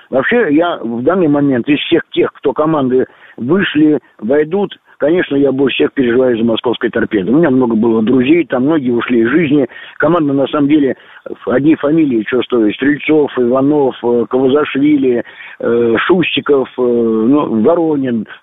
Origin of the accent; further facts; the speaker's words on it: Moscow, Russia; я сам москвич